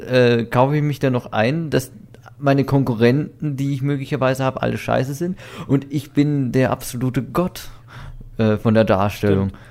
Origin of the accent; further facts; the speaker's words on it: Weiden in der Oberpfalz, Bavaria, Germany; bei uns in Weiden